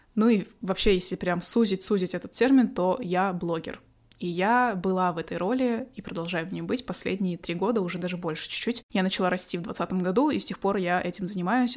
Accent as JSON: {"language": "Russian", "country": "Kazakhstan", "said": "осталась у себя в родном городе"}